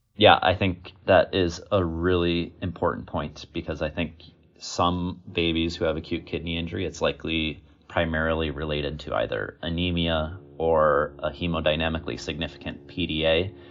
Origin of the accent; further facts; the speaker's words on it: Wisconsin, United States; also born or lived in Virginia; I was born and raised in Wisconsin